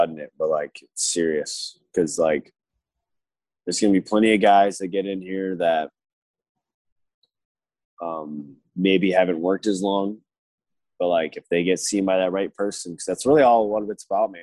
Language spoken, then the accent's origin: English; Michigan, United States; growing up in Michigan